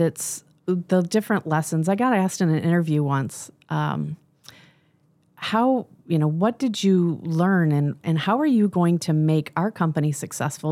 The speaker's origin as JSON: {"language": "English", "region": "Michigan", "country": "United States", "tie": "born or raised there", "also_born_or_lived": "California", "moved": "as an adult", "said": "I was born and raised in Michigan"}